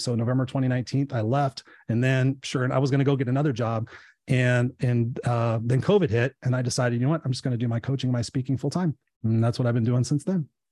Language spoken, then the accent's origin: English; Inglewood, California, United States; I grew up in Inglewood